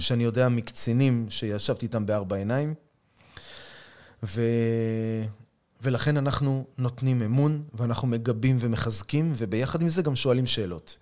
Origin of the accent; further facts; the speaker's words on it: Tel Aviv, Tel Aviv District, Israel; moved away as an adult; now in Kiryat Arba; אני יליד תל אביב, וגדלתי פה באזור, באזור המרכז